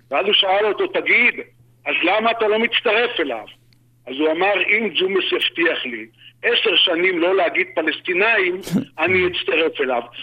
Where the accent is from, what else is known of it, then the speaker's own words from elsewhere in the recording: Tel Aviv, Tel Aviv District, Israel; born there; now in Lahav, Israel; אני נולדתי בתל אביב, ואני את רוב חיי גר בלהב